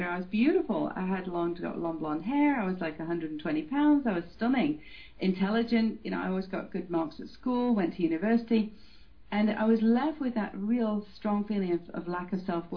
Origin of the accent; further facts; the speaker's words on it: Manchester, North West England, United Kingdom; I was brought up in Manchester, England